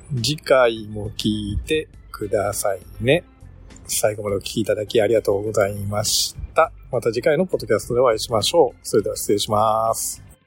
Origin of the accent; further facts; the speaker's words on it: Sea of Japan coast, Japan; 日本海側、うちの地元